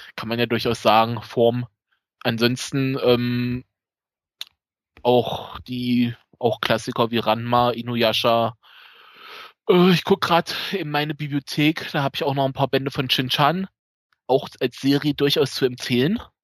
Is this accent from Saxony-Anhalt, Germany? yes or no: yes; Magdeburg region, Saxony-Anhalt, Germany; accent: East German; ich komme aus dem Osten, wie man vielleicht an der Stimme, am Akzent